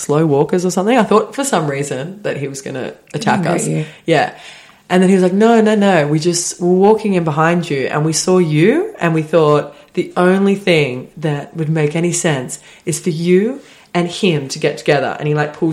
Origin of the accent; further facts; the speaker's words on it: Sydney, New South Wales, Australia; we're from Sydney